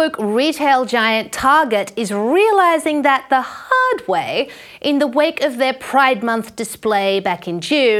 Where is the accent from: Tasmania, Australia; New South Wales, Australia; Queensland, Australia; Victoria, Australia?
Queensland, Australia; Brisbane; Brisbane, my hometown